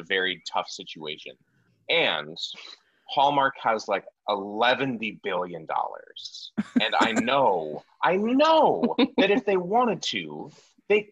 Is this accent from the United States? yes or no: yes; Colorado, United States; as Coloradoans ourselves